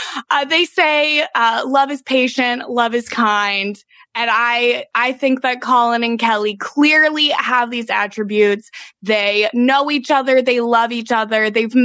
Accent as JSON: {"language": "English", "country": "Canada", "said": "That is true. We are Canadian and we have that bond."}